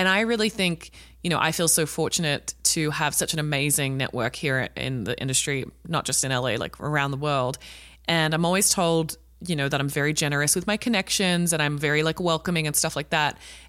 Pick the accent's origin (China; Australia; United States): Australia; watching it as an Australian, I'm like, that's fucked up that we're like laughing.